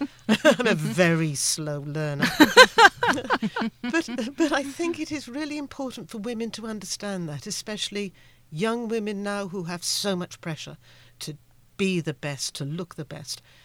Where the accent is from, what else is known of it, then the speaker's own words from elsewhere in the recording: United Kingdom; I'm from the United Kingdom